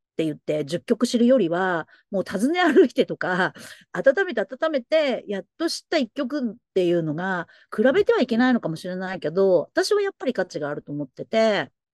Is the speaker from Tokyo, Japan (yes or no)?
yes; Tokyo, Japan; born or raised there; now in Nagoya, Japan